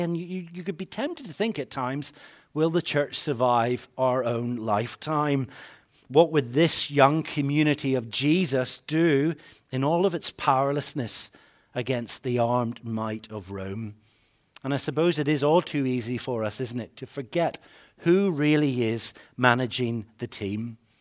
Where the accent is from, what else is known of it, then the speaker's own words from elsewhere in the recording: Northern Ireland, United Kingdom; growing up in Northern Ireland